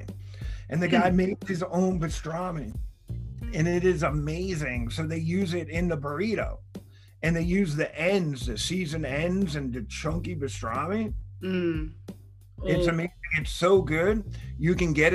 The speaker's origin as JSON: {"language": "English", "region": "New York", "country": "United States", "also_born_or_lived": "Long Island", "moved": "as an adult", "lives_now": "Los Angeles, United States", "said": "I'm a New Yorker"}